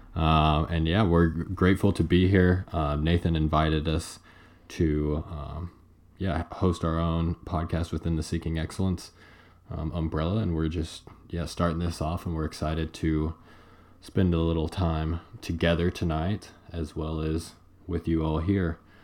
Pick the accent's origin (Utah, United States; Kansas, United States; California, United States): Kansas, United States; Paola; I'm from Paola, and once we got Where's to Paola? Paola, Kansas, about 30 miles south of the Kansas City metro area